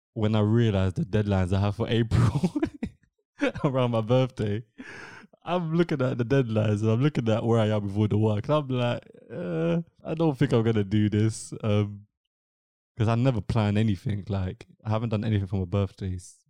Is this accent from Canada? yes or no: no; England, United Kingdom; first language English; I'm studying in England. I've been born and raised in England. English English is my first language.